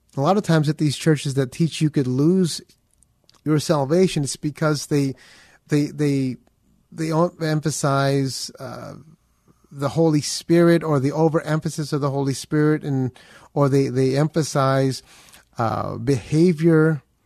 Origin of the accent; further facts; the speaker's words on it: Philippines; I am Filipino